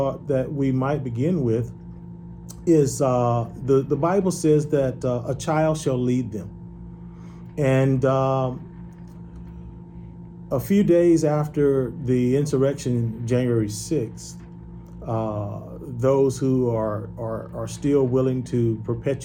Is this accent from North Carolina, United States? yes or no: yes; Rocky Mount, North Carolina, United States; I grew up in North Carolina, a small town called Rocky Mount, North Carolina